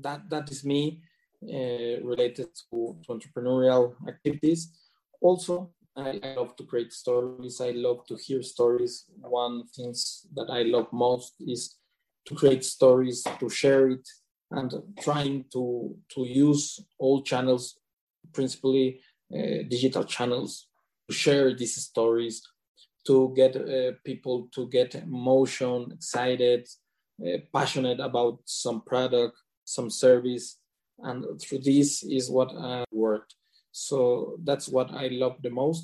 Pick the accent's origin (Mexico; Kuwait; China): Mexico; also born or lived in Mexico City / Puerto Vallarta; I have grown up in Mexico, in two cities, Mexico City, that is the capital of Mexico, and also in Puerto Vallarta.